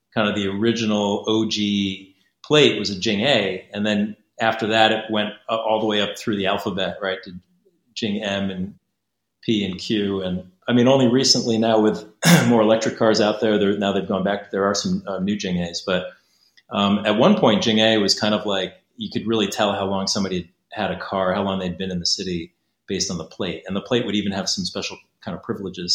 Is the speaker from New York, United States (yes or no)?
no; Connecticut, United States; moved away as an adult; now in Beijing, China; I'm American. I'm uh, from Connecticut originally